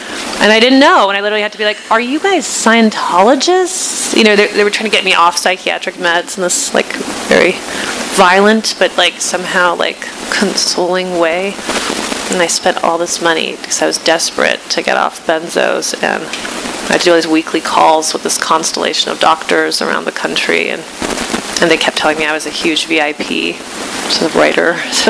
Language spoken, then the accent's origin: English; Iran; now in United States; when I found my home country rather unsurprisingly on the list of six countries that have been designated problems according to this administration